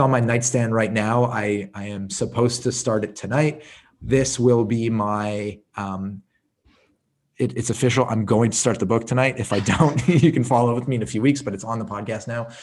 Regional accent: Montreal, Quebec, Canada; I grew up in Montreal. I, I lived in the suburbs.

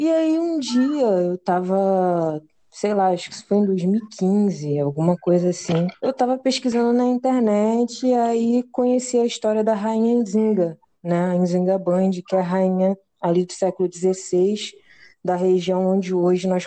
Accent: Rio de Janeiro, Brazil; sou rapper, sou aqui de Campo Grande, Zona Oeste, é isso, eu acho.

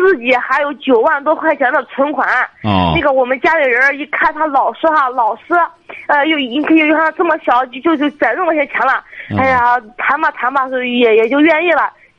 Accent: Liaocheng, Shandong, China; 我是山东聊城的。

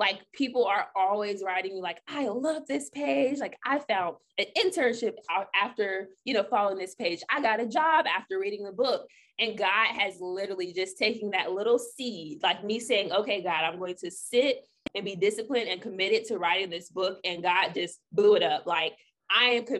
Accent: Orlando, Florida, United States; I interned in Orlando at Wesh 2 in my hometown

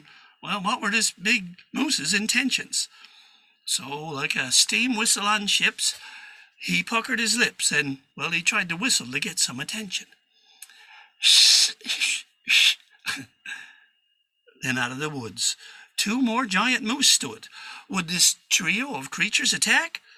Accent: Newfoundland and Labrador, Canada

